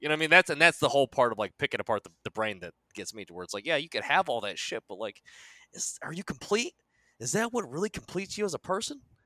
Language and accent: English; United States; also born or lived in South Korea; I was born in Korea. They FedExed my ass to America. I was adopted by a nice Italian family, and they fucking raised me from there